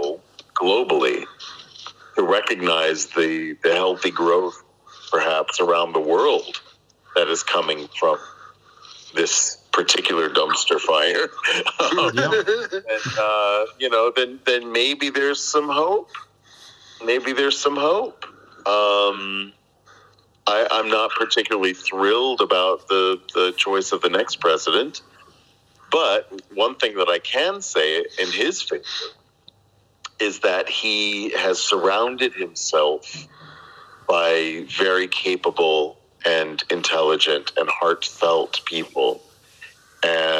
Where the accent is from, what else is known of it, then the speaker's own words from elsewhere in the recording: United States; now in Arroyomolinos, Spain; as an American